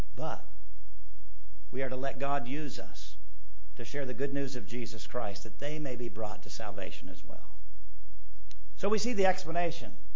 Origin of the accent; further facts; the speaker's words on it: United States; I love being an American